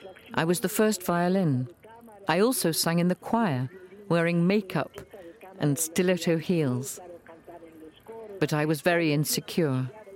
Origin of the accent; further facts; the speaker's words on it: Querétaro, Mexico; I grew up in Querétaro City